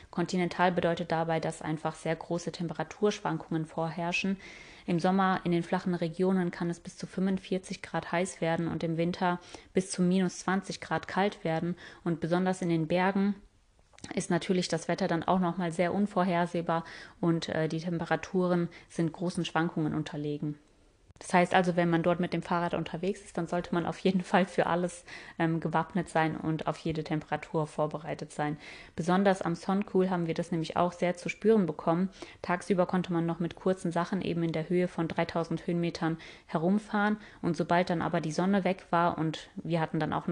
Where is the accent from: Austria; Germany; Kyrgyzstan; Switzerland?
Kyrgyzstan; born there; Ich bin ja in Kirgisistan geboren aber wenn man das jetzt ähm, korrekt äh, sagen würde, dann bin ich gar nicht in Kirgisistan selber geboren, weil das gibt's ja erst seit 91.